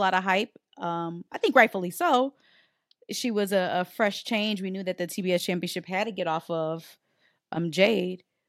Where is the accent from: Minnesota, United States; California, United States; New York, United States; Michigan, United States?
Michigan, United States; Detroit; We from Detroit. We're from Detroit.